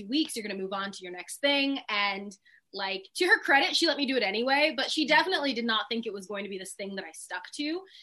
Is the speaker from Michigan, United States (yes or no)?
no; Sacramento, California, United States; I'm from Sacramento, California. It is literally a cow town.